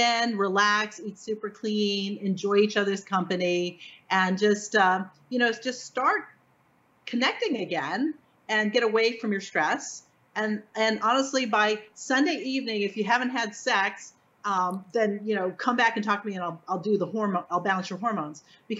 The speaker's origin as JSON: {"language": "English", "region": "Florida", "country": "United States", "tie": "born or raised there", "said": "Go to Cedar Key, which is really easy, close to my hometown. It's an hour away."}